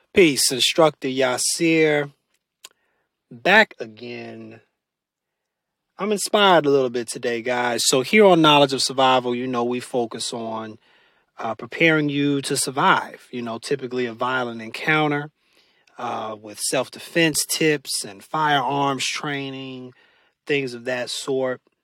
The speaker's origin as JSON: {"language": "English", "country": "United States", "said": "as American citizens"}